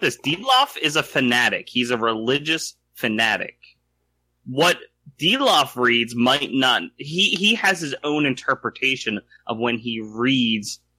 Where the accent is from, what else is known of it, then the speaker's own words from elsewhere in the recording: United States; I identify reluctantly as American